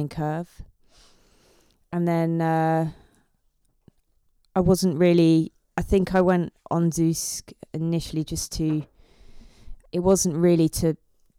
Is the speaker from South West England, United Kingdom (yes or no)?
no; Basingstoke, South East England, United Kingdom; moved away; I was from Hampshire, so like Basingstoke.